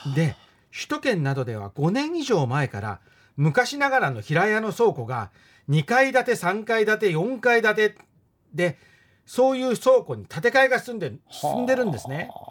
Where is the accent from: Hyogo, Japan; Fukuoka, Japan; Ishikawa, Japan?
Fukuoka, Japan; Shime; 私この周辺で育った